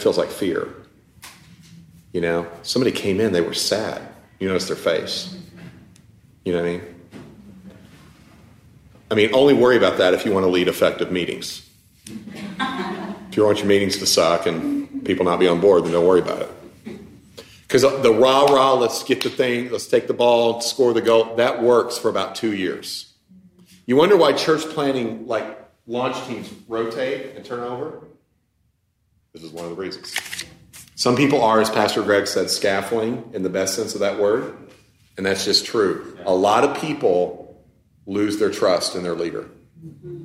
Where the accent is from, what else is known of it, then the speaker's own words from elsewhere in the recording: United States; being an American